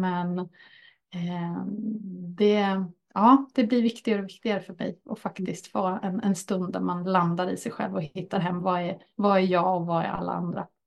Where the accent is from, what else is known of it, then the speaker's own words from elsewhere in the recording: Örebro County, Sweden; en riktig närking så. Och här är jag född och uppväxt, inte just på den här orten, men jag är från Örebrostrakten.